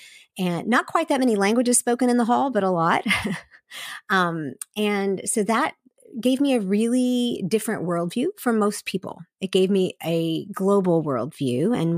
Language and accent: English; South Korea; remembering all the beautiful aspects about growing up in Asia and specifically in South Korea.